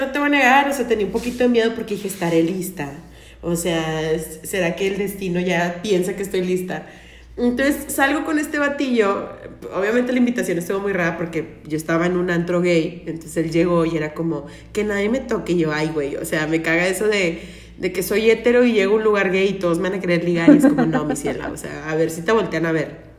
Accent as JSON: {"language": "Spanish", "region": "Tamaulipas", "country": "Mexico", "tie": "born or raised there", "also_born_or_lived": "Nuevo León", "said": "Y soy de Tamaulipas, nací en Nuevo León, pero me criaron allá en Tamaulipas, entonces tengo lo mejor de los dos mundos del norte"}